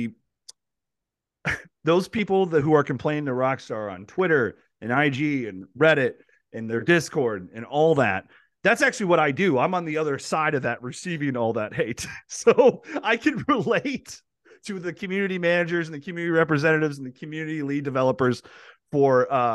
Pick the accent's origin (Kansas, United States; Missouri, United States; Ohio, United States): Ohio, United States; Ashtabula; moved away as an adult; also born or lived in Los Angeles, California / Nevada; now in Lexington, United States; I'm from Northeast Ohio. I grew up in Ashtabula